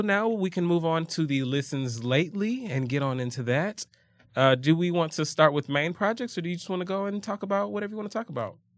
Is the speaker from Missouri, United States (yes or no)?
no; Atlanta, Georgia, United States; I'm from Atlanta